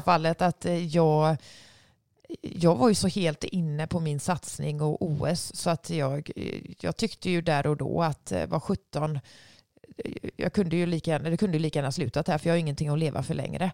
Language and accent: Swedish; Sweden; hemma i Sverige